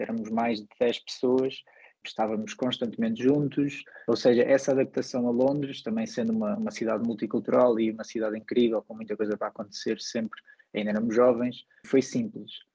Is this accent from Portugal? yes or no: yes; Portugal; moved away as an adult; also born or lived in England / Ireland; now in Brig, Switzerland; enquanto português